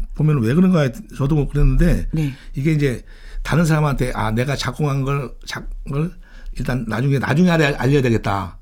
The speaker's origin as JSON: {"language": "Korean", "region": "Daejeon", "country": "South Korea", "tie": "born or raised there", "said": "저는 이제 고향이 대전인데"}